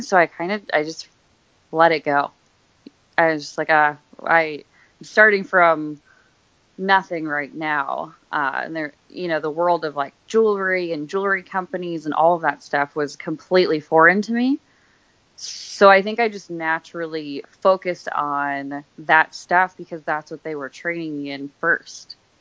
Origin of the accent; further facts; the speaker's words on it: Scranton, Pennsylvania, United States; moved away as an adult; also born or lived in Philadelphia / New York / Minnesota; I am from Scranton, Pennsylvania, so I was there until I was about 20.